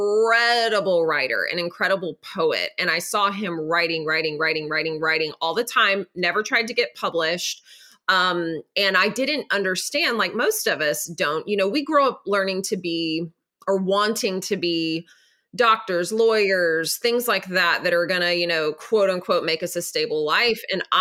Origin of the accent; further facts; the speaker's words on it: Nashville, Tennessee, United States; So I'm from Nashville.